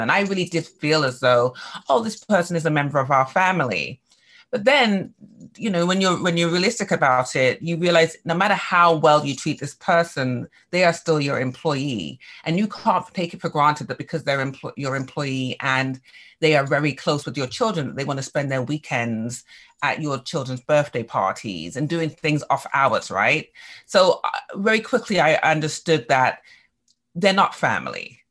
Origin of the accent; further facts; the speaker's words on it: England, United Kingdom; now in United States; growing up in England